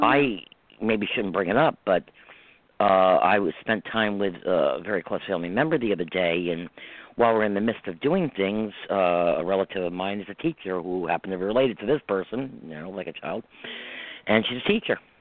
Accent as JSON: {"language": "English", "region": "New York", "country": "United States", "said": "I'm from New York. No, I'm not in the city. I'm not in the heart of New York. I'm in the right. country part"}